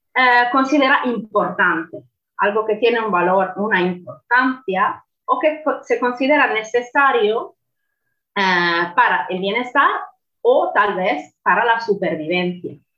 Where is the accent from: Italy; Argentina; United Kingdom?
Italy; Spanish is a second language; moved away; como soy italiana, no soy española